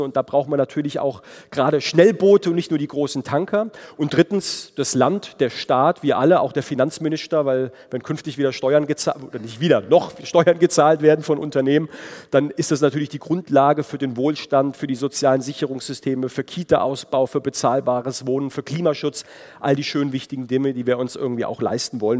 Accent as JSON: {"language": "German", "town": "Heidelberg", "region": "Baden-Württemberg", "country": "Germany", "tie": "born or raised there", "said": "in meiner Heimatregion Heidelberg"}